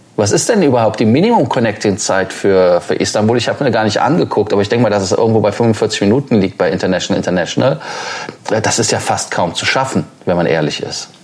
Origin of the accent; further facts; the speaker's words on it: Germany; als Deutscher